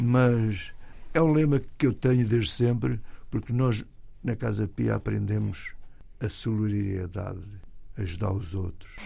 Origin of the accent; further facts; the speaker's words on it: Portugal; moved away as an adult; also born or lived in Toronto, Canada; now in United States; Estou lá há 55 anos, mas eu nunca saí de Portugal.